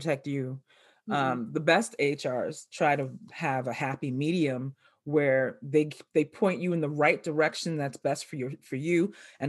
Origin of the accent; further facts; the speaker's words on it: New York City, New York, United States; I was growing up in the South Bronx